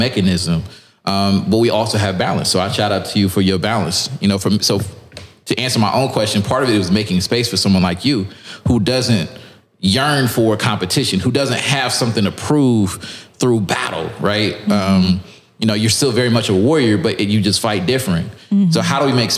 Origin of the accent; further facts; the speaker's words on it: Lewisville, Texas, United States; I'm from Dallas, north of Dallas, from the suburbs